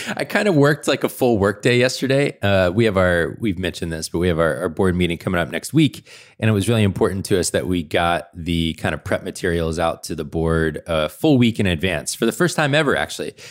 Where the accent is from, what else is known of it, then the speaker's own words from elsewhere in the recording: Atlanta, Georgia, United States; I grew up in Atlanta.